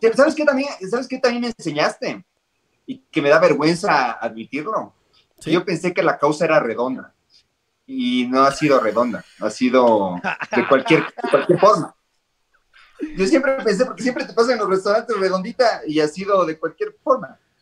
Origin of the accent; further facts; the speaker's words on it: Ecuador; yo cuando era chiquito vivía en la avenida del Inca, en Ecuador